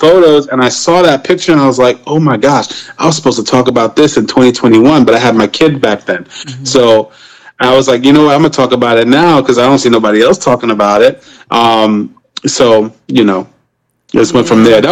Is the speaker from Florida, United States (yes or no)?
no; New York City, New York, United States; now in South Carolina, United States; I grew up in Brooklyn, New York.